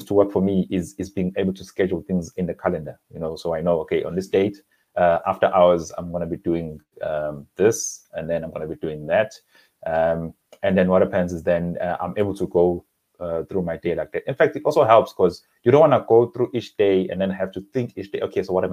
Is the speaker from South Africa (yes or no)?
yes; KwaZulu-Natal, South Africa; moved away as an adult; also born or lived in Durban / KwaMashu / Eshowe / Harding; now in Johannesburg, South Africa; I was born in Durban Addington Hospital, and then I grew up in a number of areas actually in the KwaZulu-Natal province